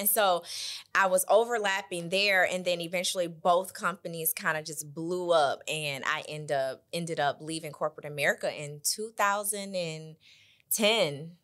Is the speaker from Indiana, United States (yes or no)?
yes; Michigan City, Indiana, United States; moved away as an adult; now in Indianapolis, United States; born and raised in Michigan City, Indiana.